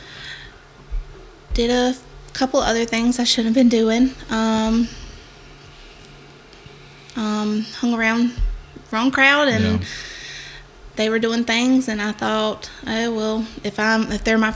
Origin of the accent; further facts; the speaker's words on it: Florence, South Carolina, United States; I grew up in Effingham. Well, technically Florence. I've been here my whole life